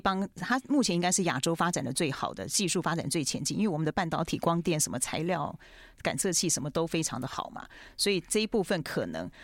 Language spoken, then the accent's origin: Chinese; Taiwan; 我们台湾人特有的状况